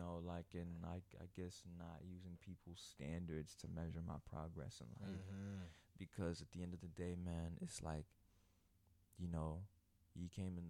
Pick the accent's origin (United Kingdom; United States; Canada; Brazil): United States; Florida; But I grew up in the hood, so it's just, you know, that's that. But it's just like growing up in Broward, I really was never able to talk like the people in Broward, you know what I'm saying?